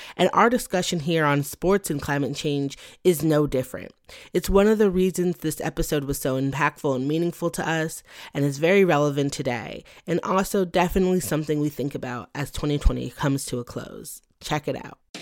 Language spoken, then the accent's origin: English; Beaumont, Texas, United States; I was born in Beaumont, Texas, about an hour west of Lake Charles